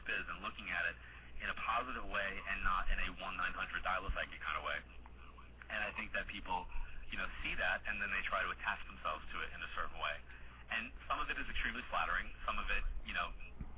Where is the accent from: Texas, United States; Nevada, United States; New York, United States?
New York, United States; Long Island; moved away; I was doing, you know, an event in Long Island every year. I end my travel schedule kind of like in my hometown doing a seminar